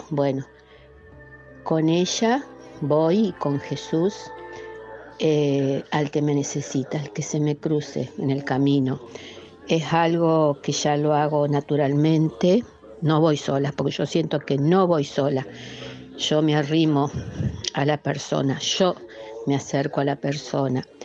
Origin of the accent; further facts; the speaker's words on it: Rafaela, Santa Fe, Argentina; Buen día, Padre Javier. … de Rafaela.